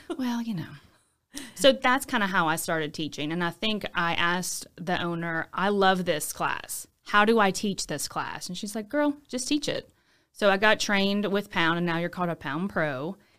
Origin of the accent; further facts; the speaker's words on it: Baton Rouge, Louisiana, United States; also born or lived in Lafayette; I'm from Baton Rouge. I went to high school in Baton Rouge.